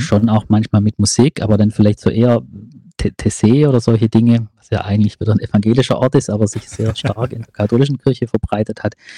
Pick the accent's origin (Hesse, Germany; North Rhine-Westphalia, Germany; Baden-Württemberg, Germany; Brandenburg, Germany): Baden-Württemberg, Germany; Ravensburg; ich komme aus Ravensburg